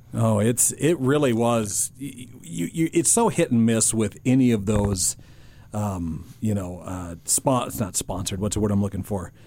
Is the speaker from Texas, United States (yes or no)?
no; North Dakota, United States; I was born and raised in North Dakota